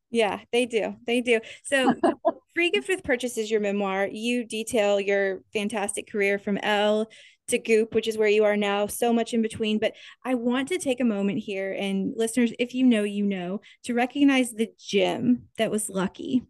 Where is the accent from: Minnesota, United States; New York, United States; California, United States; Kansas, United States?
Kansas, United States; Topeka; growing up in Kansas at, at this time